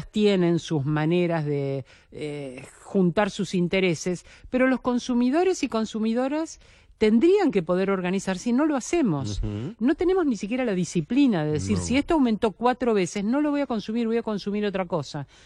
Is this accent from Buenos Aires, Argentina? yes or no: yes; Buenos Aires, Argentina; also born or lived in General Rodríguez; pues yo puedo decir, soy porteña, pero mi raíz está en ese